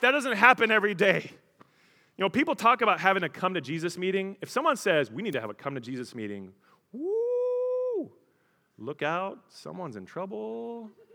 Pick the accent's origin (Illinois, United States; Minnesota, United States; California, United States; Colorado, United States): Colorado, United States; I grew up in Colorado